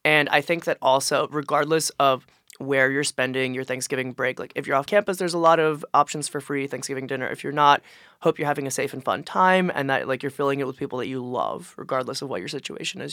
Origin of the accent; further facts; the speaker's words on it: Philadelphia, Pennsylvania, United States; I'm from Philly